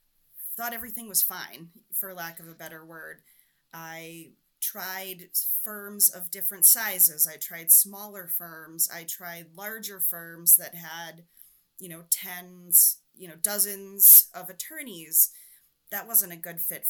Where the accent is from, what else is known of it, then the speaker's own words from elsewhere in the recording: New Hampshire, United States; I'm from New Hampshire, so there's a little bit of that neighbor helping neighbor, kind of backwoods.